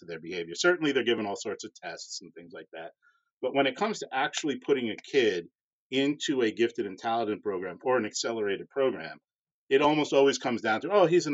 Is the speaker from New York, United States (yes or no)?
yes; Long Island, New York, United States; moved away; also born or lived in Houston; growing up on Long Island